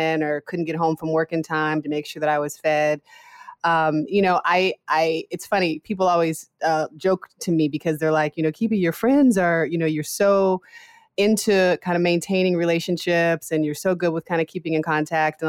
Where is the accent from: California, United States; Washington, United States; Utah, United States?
Washington, United States; Seattle; I'm originally from Seattle, Washington.